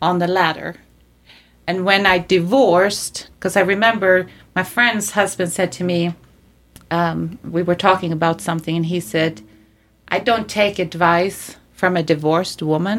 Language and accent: English; Sweden; moved away as an adult; now in United States; I was born and raised in Sweden